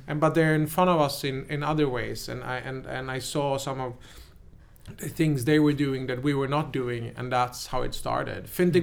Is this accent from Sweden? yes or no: yes; Sweden; also born or lived in New York, United States; I came there as a happy Swede